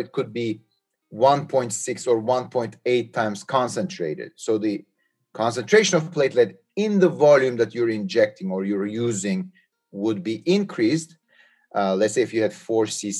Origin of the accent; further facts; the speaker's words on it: Istanbul, Turkey; moved away; I am originally from Istanbul, Turkey